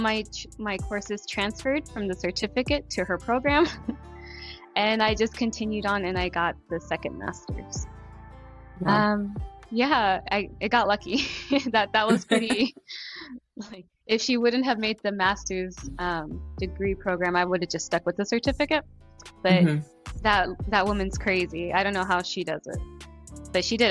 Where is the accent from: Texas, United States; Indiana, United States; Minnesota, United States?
Texas, United States; San Antonio; also born or lived in Corpus Christi; I am from San Antonio. My family's from Corpus.